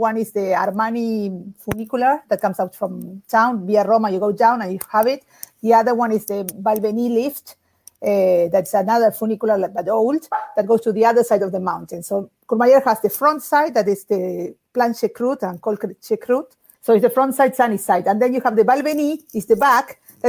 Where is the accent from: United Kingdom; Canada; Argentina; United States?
Argentina; moved away; I'm from Argentina.